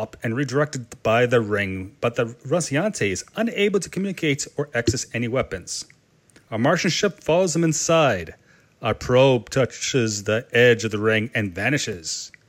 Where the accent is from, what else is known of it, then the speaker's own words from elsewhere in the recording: Canada; accent: Canadian; my Canadian accent and my slight speech impediment